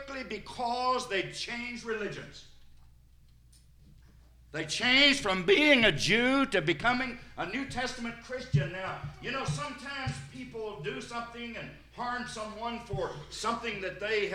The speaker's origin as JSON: {"language": "English", "town": "Sparta", "region": "Tennessee", "country": "United States", "tie": "born or raised there", "also_born_or_lived": "Cookeville, Tennessee", "said": "I'm from White County over in Sparta"}